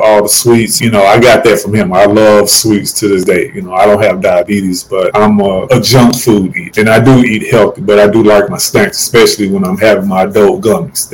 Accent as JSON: {"language": "English", "town": "St. Louis", "region": "Missouri", "country": "United States", "tie": "born or raised there", "moved": "yes", "said": "my hometown of St. Louis, Missouri"}